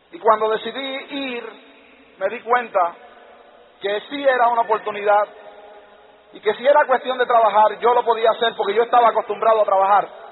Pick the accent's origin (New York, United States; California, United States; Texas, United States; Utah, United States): New York, United States; yo vivía en Nueva York y en Nueva York pues yo era un niño callejero, caminaba por las calles, cuando tenía 10 años de edad